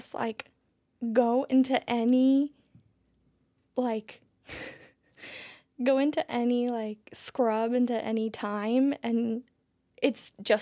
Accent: Mexico; moved away; The last time I went to my hometown in 2019

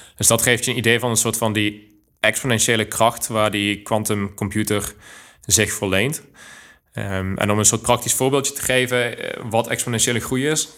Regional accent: Groeningen, North Brabant, Netherlands; moved away as an adult; also born or lived in Eindhoven; now in Delft, Netherlands; geboren in het mooie Groeningen, wat niet te verwarren is met Groningen. Ligt op de grens van Brabant en Limburg

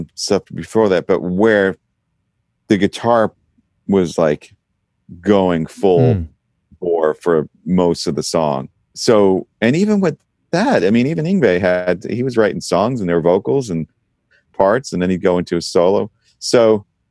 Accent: New York, United States; I grew up in New York

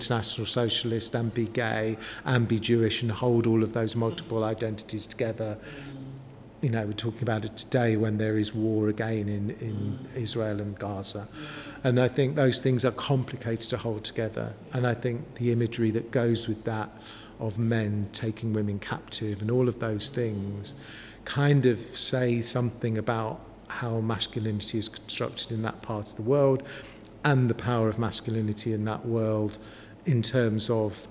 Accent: London, United Kingdom; moved away as an adult; now in Newcastle upon Tyne, United Kingdom; I'm originally from North London

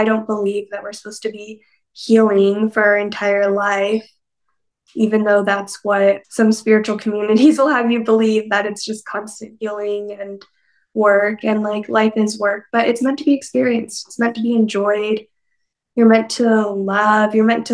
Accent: Mojave Desert, Northwestern Arizona, United States; also born or lived in Southern California; It's right on the border of California and Nevada and Arizona. So I grew up in the Mojave Desert

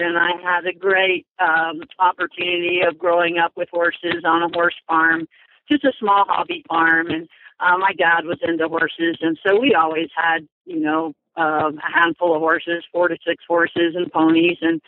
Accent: Orlando, Florida, United States; moved away as an adult; I was born in Orlando, lived there until I graduated from high school.

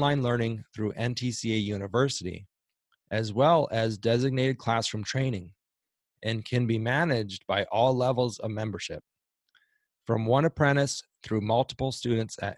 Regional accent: Minnesota, United States; moved away; also born or lived in Tucson, Arizona; I'm from Minnesota

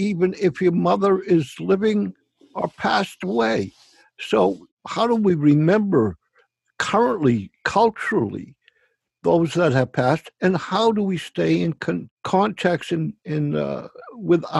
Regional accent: United States; I grew up in Forest Hills and Walk Hill Street

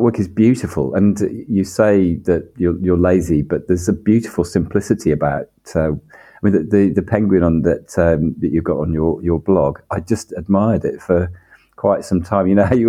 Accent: Birmingham, West Midlands, United Kingdom; I was brought up in the Midlands in south of Birmingham

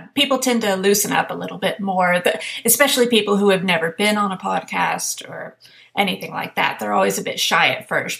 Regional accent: Houston, Texas, United States; moved away as an adult; now in Sweden; I'm from Houston

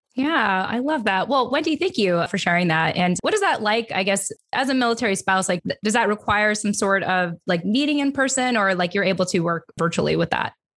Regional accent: California, United States; accent: broadcasty, LA voice; also born or lived in San Diego / Philippines; I'm from California, so I don't know what you call a Cali accent other than just basic

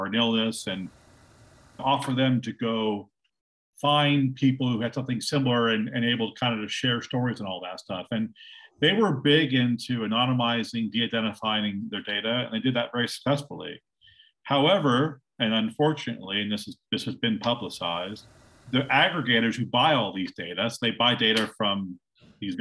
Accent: Silicon Valley, California, United States; I'm calling you from Silicon Valley. It's where I live. It's where I grew up

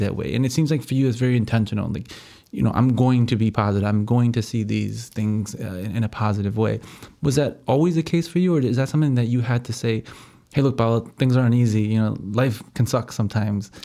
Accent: United States; I'm from here, I was born and raised here

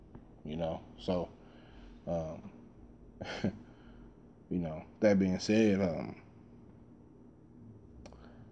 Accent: Dallas, Texas, United States; I grew up in South Dallas.

